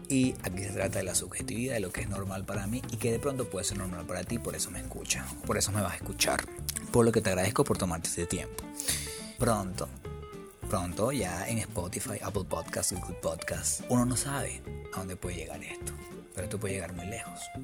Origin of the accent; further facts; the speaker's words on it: Venezuela; moved away as an adult; vengo de un lugar, o sea, que vengo de Venezuela, donde no hay buses